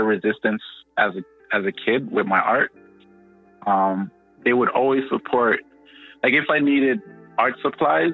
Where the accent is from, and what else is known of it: Toronto, Ontario, Canada; born or raised there; also born or lived in Ghana / France / Montreal